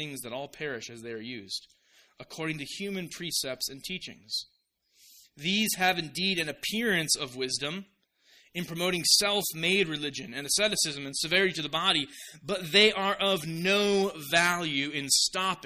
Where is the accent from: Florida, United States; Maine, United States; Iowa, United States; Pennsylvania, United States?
Iowa, United States; Orange City; moved away; I'm an Iowan, an Iowa boy at heart. I love my hometown. I'm also a Dutchman at heart, and my hometown is called Orange City.